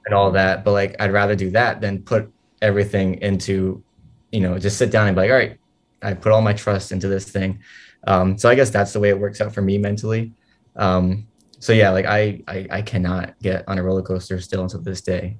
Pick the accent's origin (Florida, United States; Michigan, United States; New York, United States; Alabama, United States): New York, United States; New York City; I, I grew up in Sunset Park my whole life